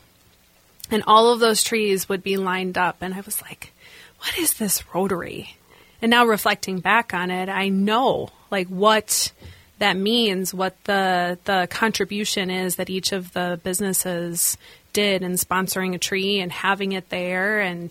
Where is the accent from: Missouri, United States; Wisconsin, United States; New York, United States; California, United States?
Wisconsin, United States; La Crosse; now in Twin Cities, United States; I am formerly from La Crosse, Wisconsin, grew up there, born and raised